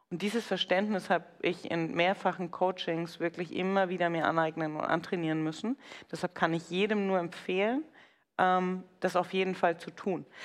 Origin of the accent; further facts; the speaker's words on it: Bavaria, Germany; Sag ich, ja, aber ich bin halt Franke.